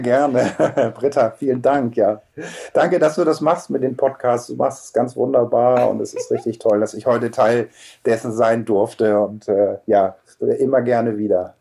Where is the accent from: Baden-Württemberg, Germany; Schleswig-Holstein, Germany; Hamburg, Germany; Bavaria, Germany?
Hamburg, Germany; moved away; also born or lived in Cologne; Also ich bin Hamburger in fünfter Generation